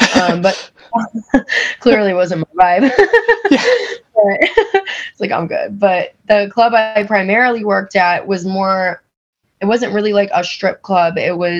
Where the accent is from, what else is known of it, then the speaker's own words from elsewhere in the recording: Chicago, Illinois, United States; moved away as an adult; now in Las Vegas, United States; I'm 23. I moved to Las Vegas 6 months ago. I'm from Chicago.